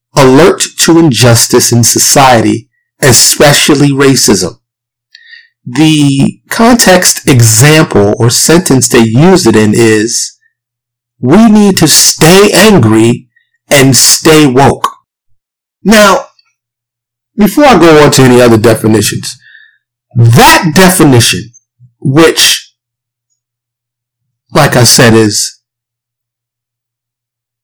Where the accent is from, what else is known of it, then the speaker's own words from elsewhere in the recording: New York City, New York, United States; I grew up in Harlem, the South Bronx, New York City